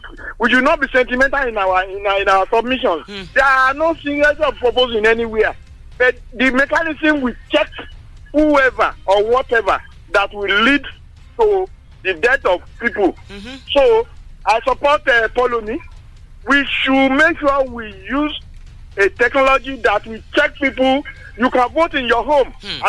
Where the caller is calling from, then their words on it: Songo, Nigeria; Yes, Engineer Folabi. I'm calling from Songo.